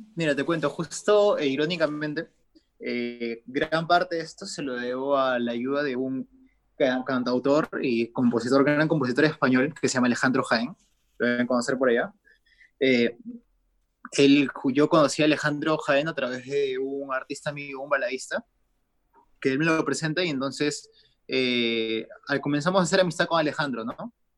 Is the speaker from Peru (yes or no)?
yes; Peru; acá en mi país